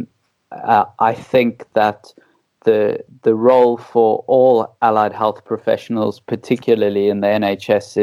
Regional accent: South Africa; accent: South African; moved away as an adult; also born or lived in Middle East; now in United Kingdom; your listeners can tell by my wonderful accent that I'm South African

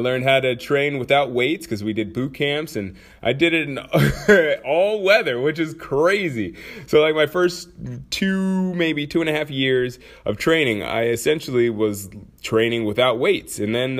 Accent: Anchorage, Alaska, United States; also born or lived in St. Peter, Minnesota; I'm from Anchorage and Minnesota, amongst other places. But, you know, main places are Anchorage and St. Peter, Minnesota. So I spent my formal years pretty much either in snow or in barren fields.

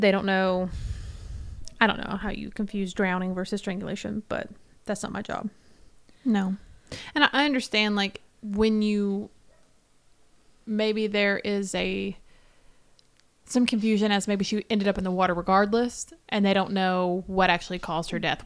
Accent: the South, United States; I'm from the South, but I'm not from the North

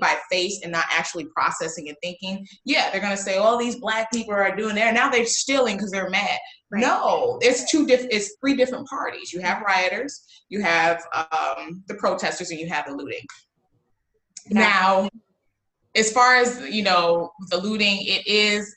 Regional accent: Waukegan, Illinois, United States; I am from Waukegan, Illinois

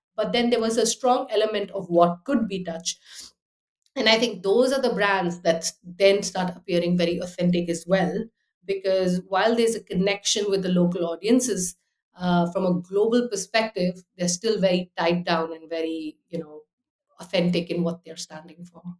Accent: United Arab Emirates; moved away as an adult; also born or lived in Delhi, India / Austria; now in London, United Kingdom; I was born in Delhi, grew up in the Abu Dhabi, Dubai, so lots of people, big city life

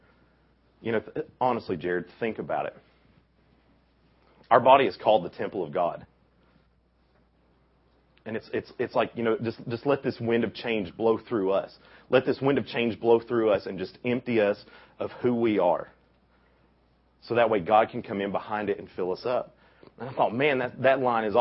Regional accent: Bristol, Tennessee, United States; I grew up in Bristol.

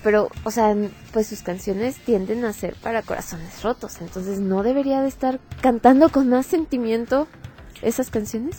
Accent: Mexico; hemos adoptado como mexicanos

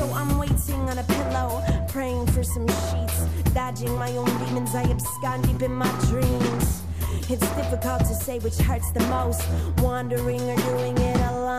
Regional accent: San Francisco, California, United States; I'm from San Francisco.

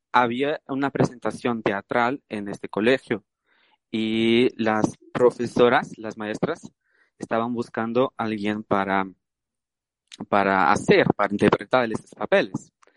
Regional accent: Brazil; Spanish is a second language; moved away; puedo decir que soy brasileño

